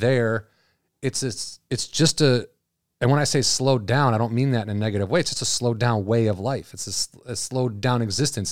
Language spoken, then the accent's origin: English; Illinois, United States; I'm from Illinois